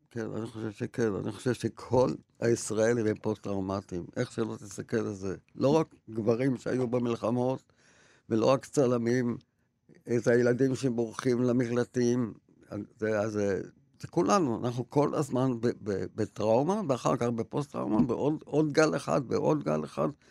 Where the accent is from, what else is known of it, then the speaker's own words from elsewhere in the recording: Tel Aviv, Tel Aviv District, Israel; ונעשינו מעמד בינוני, תל אביבי כזה